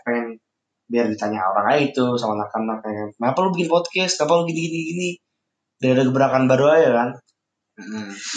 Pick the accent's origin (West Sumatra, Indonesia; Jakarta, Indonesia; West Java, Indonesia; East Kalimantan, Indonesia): Jakarta, Indonesia; moved away as an adult; now in Bandung, Indonesia; gue asal dari Jakarta